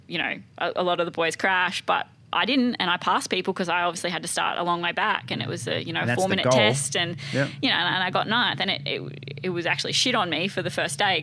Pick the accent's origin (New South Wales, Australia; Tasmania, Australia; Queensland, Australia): Queensland, Australia; Gympie; growing up in Gympie, it's that small town feel